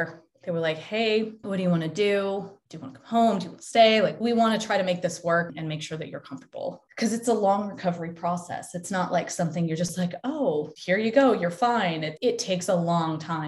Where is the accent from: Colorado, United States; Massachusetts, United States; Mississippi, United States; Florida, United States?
Colorado, United States; Denver; moved away as an adult; also born or lived in Ohio / Texas / Australia; I went to school in Ohio, then lived in Texas, then moved to Australia, and then came back. But I am from Denver